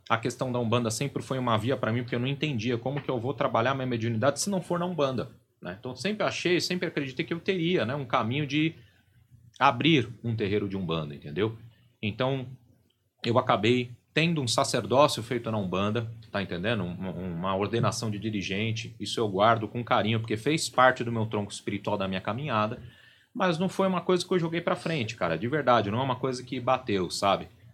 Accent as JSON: {"language": "Portuguese", "region": "São Paulo", "country": "Brazil", "tie": "born or raised there", "said": "um terreiro bem tradicional ali da região da Barra Funda, que é onde eu, eu fui criado, em São Paulo"}